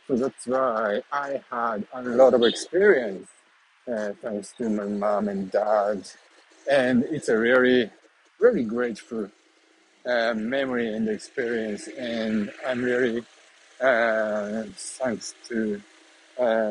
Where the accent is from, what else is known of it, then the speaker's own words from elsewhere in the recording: central Japan, Japan; moved away; I was born in Japan and in the very small city, middle of Japan